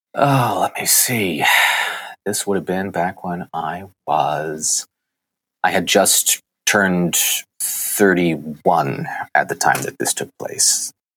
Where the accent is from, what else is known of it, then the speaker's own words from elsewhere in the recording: Sturbridge, Massachusetts, United States; I grew up in Sturbridge, Massachusetts, a middle child of three.